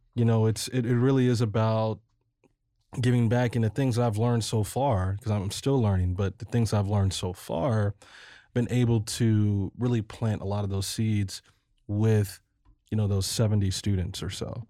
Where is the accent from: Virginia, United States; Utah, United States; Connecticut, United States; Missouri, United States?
Missouri, United States; Ferguson; also born or lived in Colorado; my hometown Ferguson